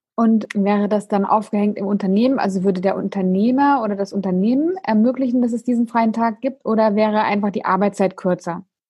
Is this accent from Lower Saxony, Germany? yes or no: yes; Emden, Lower Saxony, Germany; ich komme ja aus Emden